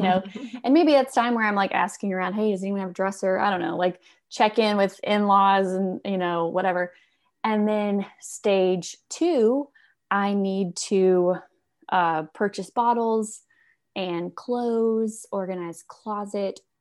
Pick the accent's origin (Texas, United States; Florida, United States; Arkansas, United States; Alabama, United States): Alabama, United States; I'm from Alabama